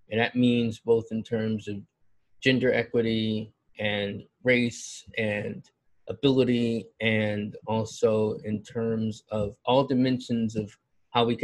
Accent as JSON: {"language": "English", "town": "Buffalo", "region": "New York", "country": "United States", "also_born_or_lived": "Philadelphia", "lives_now": "Newark, United States", "said": "I'm in Newark, New Jersey. I hail to you from Buffalo, New York, via Philadelphia, via also New York City, Brooklyn, New York."}